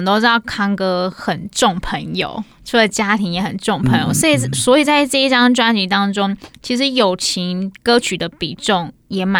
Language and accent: Chinese; Kaohsiung, Taiwan; 我也是高雄人的